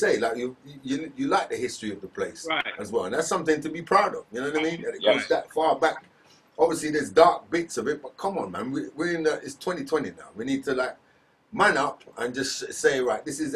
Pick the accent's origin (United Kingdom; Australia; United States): United Kingdom; England; being English